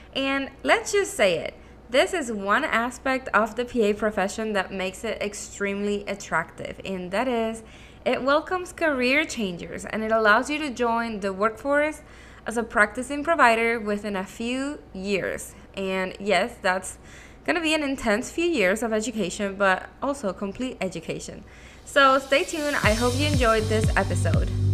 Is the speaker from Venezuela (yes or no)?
yes; Caracas, Capital District, Venezuela; first language Spanish; English is a second language; moved away as an adult; also born or lived in Miami, United States; now in United States; I am originally from Venezuela. I was born and raised in Caracas, and that means my native language is actually Spanish, and English is my second language.